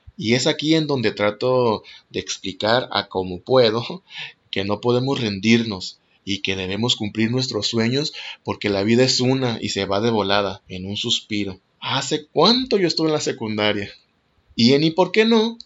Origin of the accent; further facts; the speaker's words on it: Mexico; also born or lived in Mazatlán, Sinaloa; Soy mexicano, tengo 39 años y actualmente vivo en Mazatlán, Sinaloa.